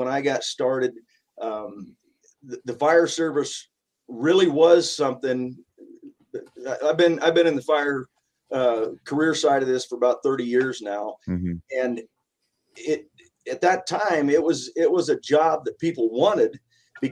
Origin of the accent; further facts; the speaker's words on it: North Platte, Nebraska, United States; I've never left North Platte